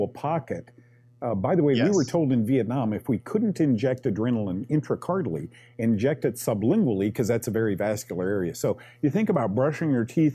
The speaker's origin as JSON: {"language": "English", "town": "Manhattan Beach", "region": "California", "country": "United States", "said": "that little beach town, we're from Manhattan Beach, California"}